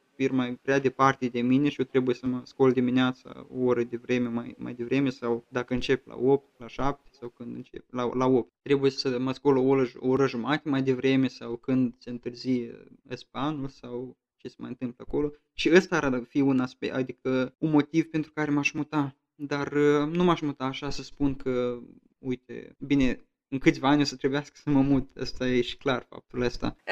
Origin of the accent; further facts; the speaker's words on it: Romania; now in Hesse, Germany; eu sunt în Hessen, în Hesa, eu sunt român